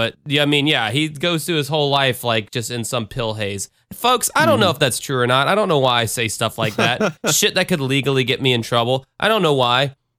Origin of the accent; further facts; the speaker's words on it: the South, United States; I'm from the South, motherfucker, and we like our trucks big, and we like our beers cold, all right?